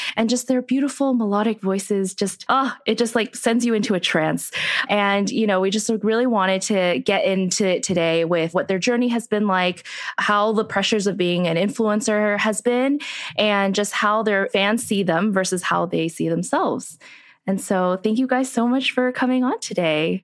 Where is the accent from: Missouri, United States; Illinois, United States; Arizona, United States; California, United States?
California, United States; San Gabriel Valley; we grew up in the San Gabriel Valley